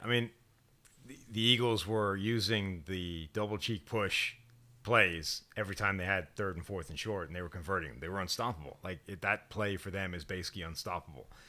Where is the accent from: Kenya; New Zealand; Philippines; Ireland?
Ireland; as an Irishman